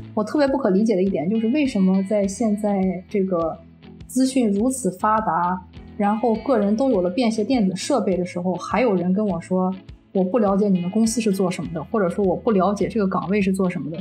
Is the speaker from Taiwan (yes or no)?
no; China; 我们中国人在，中国人自己的这个大陆的这个五百强企业内很难去担任一个高管